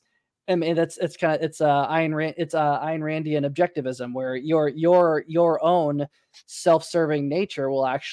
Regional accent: Tulsa, Oklahoma, United States; My hometown, Tulsa, Oklahoma

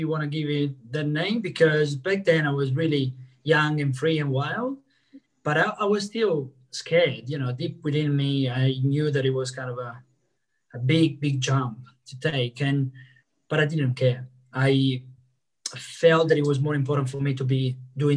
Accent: Italy; moved away as an adult; now in Australia; I'm originally from Italy, and I've been in Italy for 25 years of my life. I left 8 years ago.

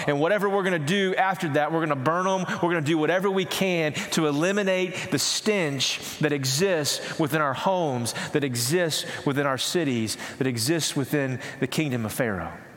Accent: East Texas, United States; I grew up in East Texas where we didn't have clear lakes

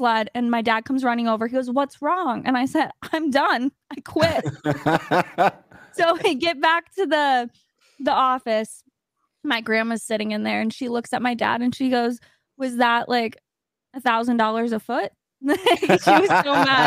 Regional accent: Wisconsin, United States; I'm from Wisconsin on ice.

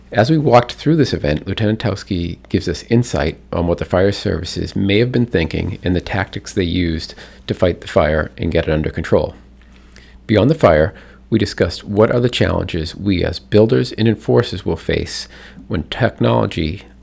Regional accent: Boston, Massachusetts, United States; We know we're from Boston.

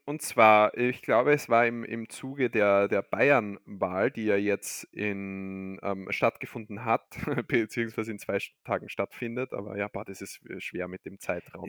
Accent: Austria; bei uns in Österreich

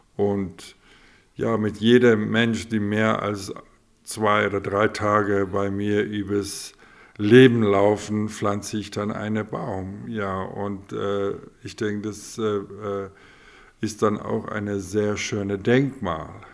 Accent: Grootfontein, Otjozondjupa, Namibia; ich bin vierte Generation Hurt Rotfontäner

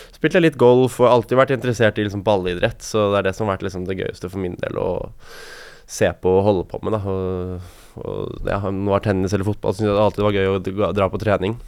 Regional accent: Norway; her hjemme i Norge

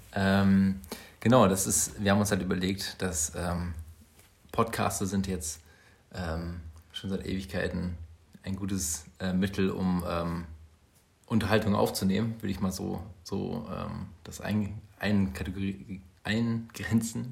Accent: Bielefeld, North Rhine-Westphalia, Germany; wir kommen beide aus Bielefeld

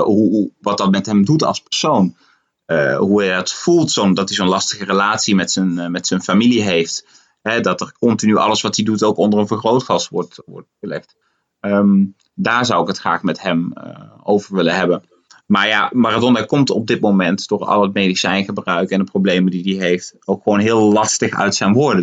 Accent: Netherlands; now in Buenos Aires, Argentina; voor mij als Nederlander

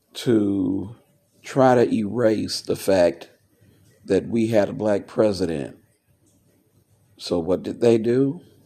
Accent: United States; an American veteran, I look at the fact that I put on a a uniform to stand for the country I was born

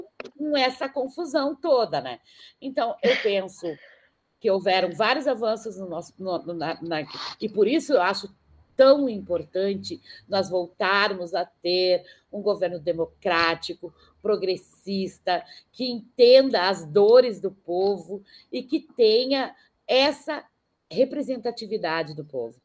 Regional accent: Brazil; sou brasileira

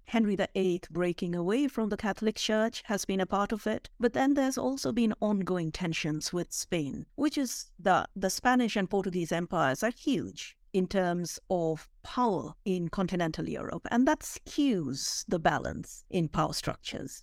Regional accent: India; moved away; I was born and brought up in India

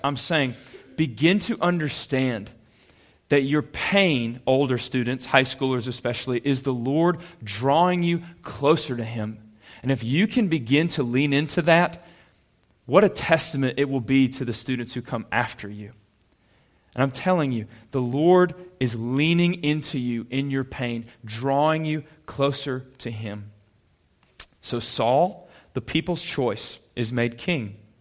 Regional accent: Calhoun, Georgia, United States; I grew up in Calhoun, went to Ashworth Middle School

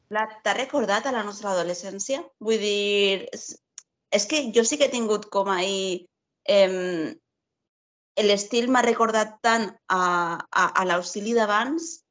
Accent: Castellón de la Plana, Valencian Community, Spain; sóc de Castelló

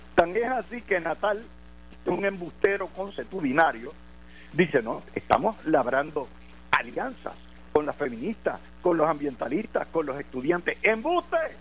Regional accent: Puerto Rico; now in United States; somos puertorriqueños, pero ciudadanos americanos

